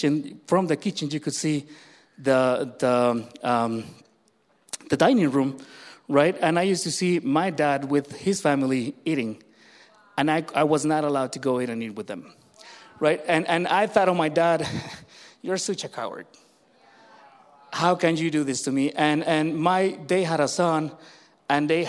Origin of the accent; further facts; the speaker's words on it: Mexico; when I was born in Mexico